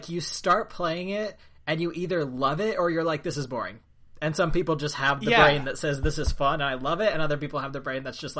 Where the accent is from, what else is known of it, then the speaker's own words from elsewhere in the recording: California near LA, United States; accent: California; I grew up in California near LA, so I have that California California kind of accent where I say like every third word.